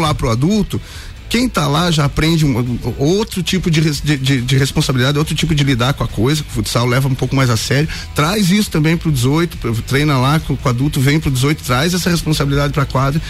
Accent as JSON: {"language": "Portuguese", "town": "Curitibanos", "region": "Santa Catarina", "country": "Brazil", "moved": "as an adult", "lives_now": "Lages, Brazil", "said": "Eu não sou lagiano, sou de Curitibanos, moro em Lages apenas cinco anos"}